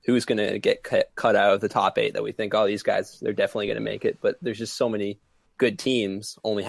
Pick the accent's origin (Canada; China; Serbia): Canada; I'm Canadian.